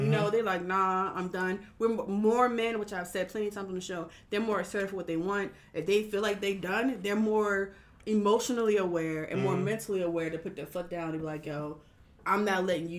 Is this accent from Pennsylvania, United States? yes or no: yes; Philadelphia, Pennsylvania, United States; I'm from North Philly